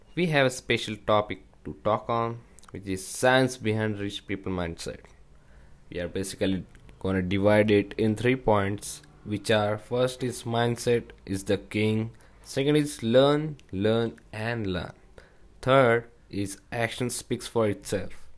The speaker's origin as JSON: {"language": "English", "country": "India", "said": "from India."}